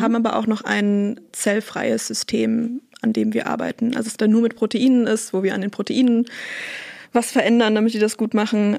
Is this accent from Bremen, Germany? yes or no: yes; Bremen, Germany; moved away as an adult; now in Münster, Germany; Ich komme eigentlich aus Bremen und bin dann aber nach Münster gezogen zum Studieren